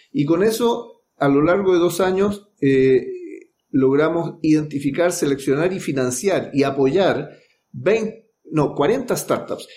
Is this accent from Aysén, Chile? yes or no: no; Valparaíso, Chile; now in Santiago, Chile; yo soy de Valparaíso. Suelo decir, yo me vine en 1981, Valparaíso me exportó a Santiago